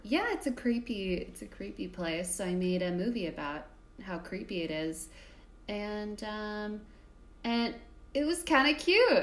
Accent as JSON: {"language": "English", "region": "Texas", "country": "United States", "tie": "born or raised there", "also_born_or_lived": "Arizona", "said": "went to public school in Texas"}